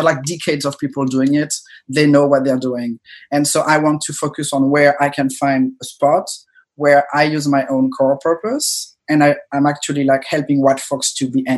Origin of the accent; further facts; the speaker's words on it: France; moved away as an adult; I was an immigrant, I grew up in France, moved here 8-9 years ago